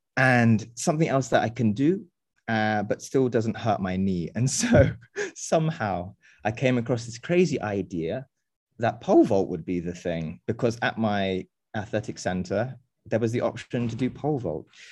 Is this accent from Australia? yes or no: no; England, United Kingdom; also born or lived in France / United States / Indonesia; now in Berlin, Germany; I was born and raised in England